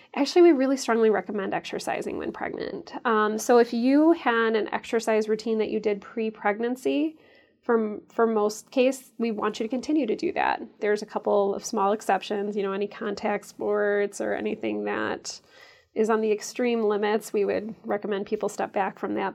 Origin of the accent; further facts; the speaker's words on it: St. Charles, Illinois, United States; moved away as an adult; also born or lived in St. Louis, Missouri / Chicago, Illinois / Ann Arbor, Michigan; now in Madison, United States; I grew up in a far western suburb of Chicago called Saint Charles